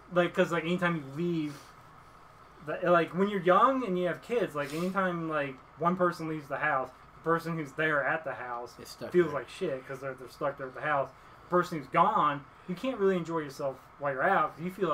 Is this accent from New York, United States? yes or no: no; Dallas, Texas, United States; Yeah, I grew up in the Dallas-Fort Worth area. We moved, my family moved away and would come back a few times.